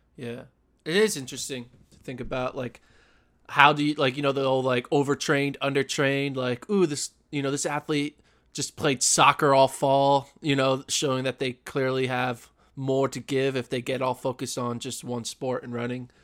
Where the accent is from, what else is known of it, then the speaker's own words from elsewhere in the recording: Pennsylvania, United States; we're both from Pennsylvania